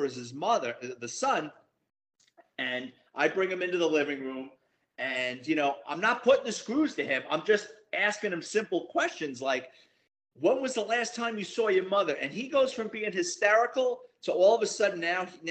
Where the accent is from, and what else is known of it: New York City, New York, United States; born or raised there